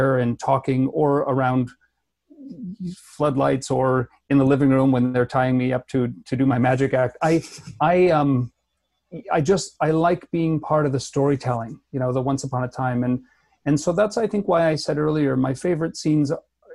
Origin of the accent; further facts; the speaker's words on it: Chicago / Milwaukee, Midwest, United States; now in Vancouver, Canada; I was born in Chicago, and my parents are divorced. So one's in Milwaukee and one's in Chicago. So those cities are about an hour to an hour and a half apart. So they're very close, and they both feel like hometowns to me